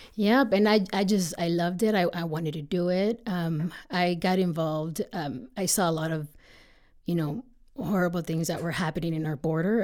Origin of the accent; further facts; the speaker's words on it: Texas, United States; moved away as an adult; also born or lived in Miguel Alemán, Tamaulipas, Mexico; now in Colorado, United States; we eventually ended up moving to Texas, which is where I grew up, um, most of the time.